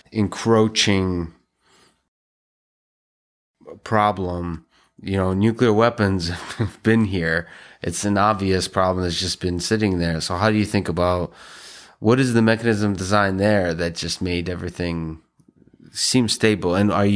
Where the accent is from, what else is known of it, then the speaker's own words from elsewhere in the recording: Russia; English is a second language; I grew up in the Soviet Union.